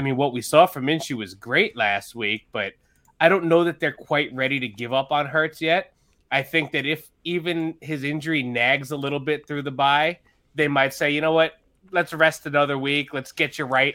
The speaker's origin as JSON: {"language": "English", "area": "Long Island", "region": "New York", "country": "United States", "said": "I'm from Long Island, New York."}